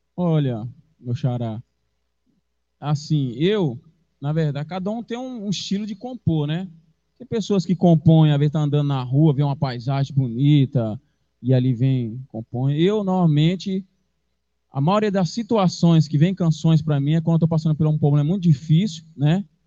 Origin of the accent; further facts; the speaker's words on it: São Paulo, Brazil; moved away; E eu sou de São Paulo, na verdade, eu cresci em São Paulo